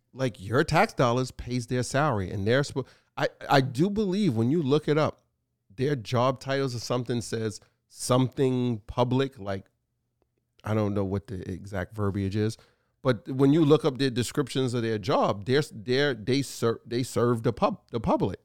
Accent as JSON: {"language": "English", "town": "New York City", "region": "New York", "country": "United States", "tie": "born or raised there", "said": "I love Brooklyn. Born and raised there."}